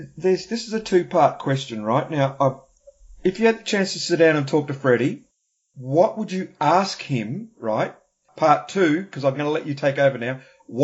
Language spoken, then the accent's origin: English; Australia; also born or lived in New Zealand; growing up in Australia and New Zealand in the 70s, and the 80s